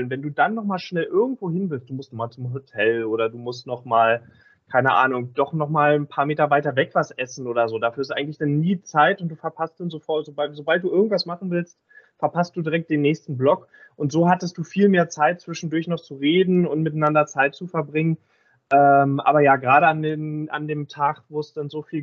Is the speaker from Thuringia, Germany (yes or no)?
no; Berlin, Germany; Das war so ein bisschen als Berliner äh, befremdlich